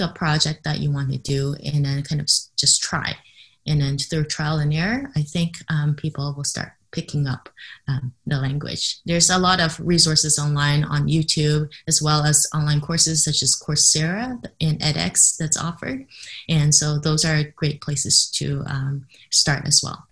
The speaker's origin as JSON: {"language": "English", "country": "Canada", "tie": "born or raised there", "first_language": "English", "moved": "yes", "said": "I grew up in Canada, so English is my first language"}